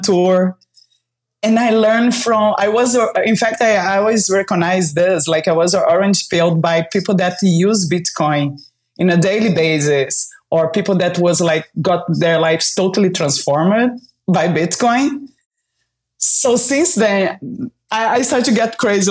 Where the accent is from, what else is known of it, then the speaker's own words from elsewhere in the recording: Brazil; moved away as an adult; I was born in Brazil and uh, I've been traveling around the globe, like living different places for almost 15 years.